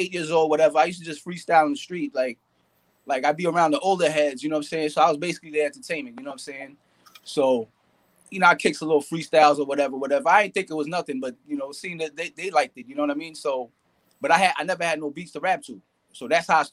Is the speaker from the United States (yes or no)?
yes; Nyack, New York, United States; I'm from Rockland County, 845